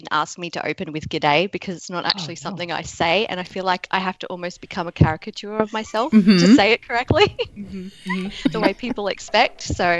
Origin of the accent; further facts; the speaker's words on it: Australia; moved away as an adult; also born or lived in Southeast Asia; now in United States; I am Australian. I've been an expat for almost 10 years now, living in Southeast Asia and now in the US.